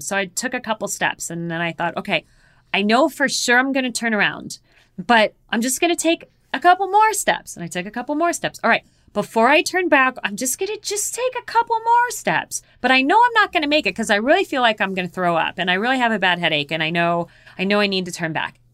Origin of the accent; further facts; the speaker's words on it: Phoenix, Arizona, United States; I was born and raised in Phoenix, Arizona